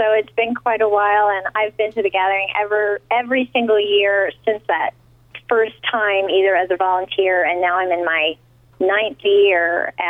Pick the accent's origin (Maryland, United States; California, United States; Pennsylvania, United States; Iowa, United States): California, United States; also born or lived in the West; Well, I'm originally from California, but I've lived all over the West.